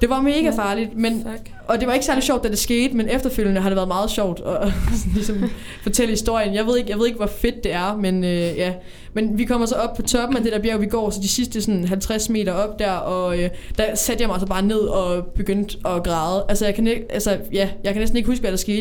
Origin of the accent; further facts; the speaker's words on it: Odense, Southern Denmark, Denmark; Jeg kommer fra Odense